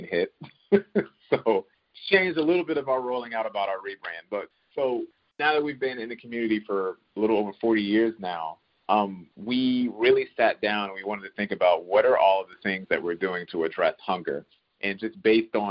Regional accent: Dayton, Ohio, United States; now in Columbus, United States; I was born and raised in Dayton, Ohio

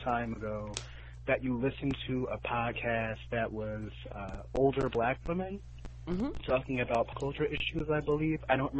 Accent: New York, United States; also born or lived in North Carolina; because I'm from North Carolina. I moved to New York when I was 3.

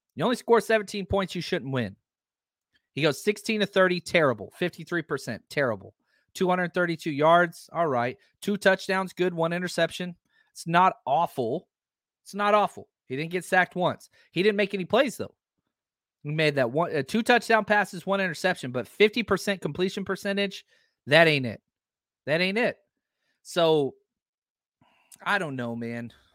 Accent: Dallas, Texas, United States; I was raised, born and raised in Dallas.

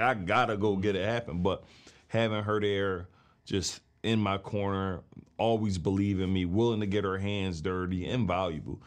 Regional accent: Philadelphia, Pennsylvania, United States; I'm from West Philly

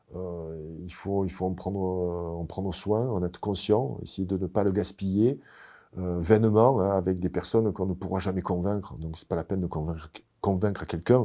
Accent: Marseille, Provence-Alpes-Côte d'Azur, France; moved away; also born or lived in United States / Quebec; je suis pas Canadien, je suis Marseillais

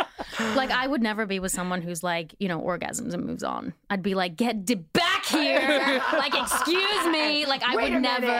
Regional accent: Australia; now in Los Angeles, United States; I'm from Australia, and I came here

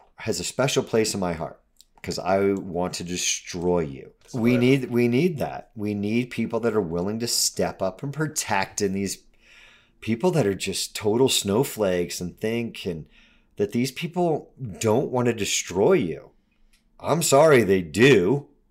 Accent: United States; also born or lived in Colorado

